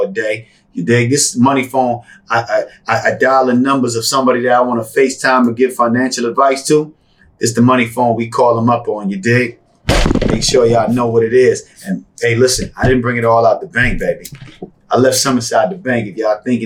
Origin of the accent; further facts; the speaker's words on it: Bahamas; also born or lived in New York; now in Las Vegas, United States; Growing up in the Bahamas, moving to New York.